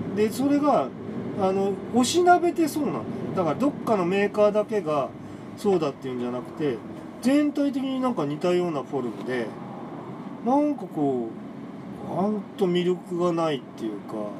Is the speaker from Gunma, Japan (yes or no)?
no; Tokyo, Japan; 僕はあの東京出身なんですけど